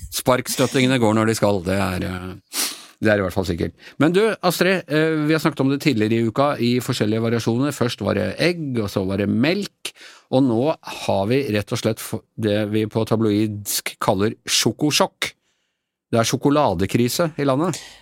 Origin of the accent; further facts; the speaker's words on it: Ås, Akershus, Norway; moved away; min heimbygda mi, eh, Ås